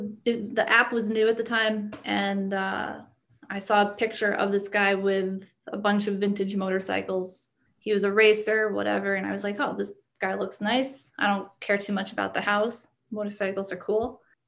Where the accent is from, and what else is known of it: Connecticut, United States